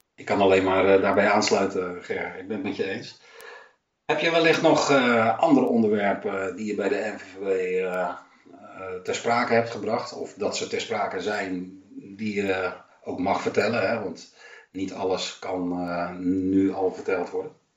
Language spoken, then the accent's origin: Dutch; Amsterdam, North Holland, Netherlands; now in Texel, Netherlands; ik woon op Texel, maar ik ben in Amsterdam geboren